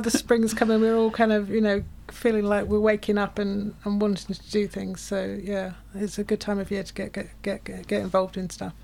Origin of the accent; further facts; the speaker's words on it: United Kingdom; now in Cortes Island, Canada; you can hear my accent. Come, I come from the UK.